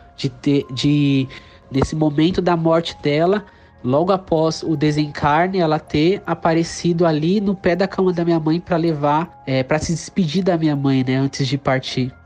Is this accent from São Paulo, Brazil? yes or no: yes; São Paulo, Brazil; sou da cidade de São Paulo